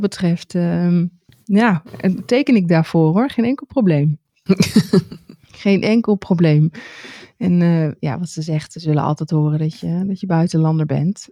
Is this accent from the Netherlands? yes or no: yes; Netherlands; dat we uit Nederland komen.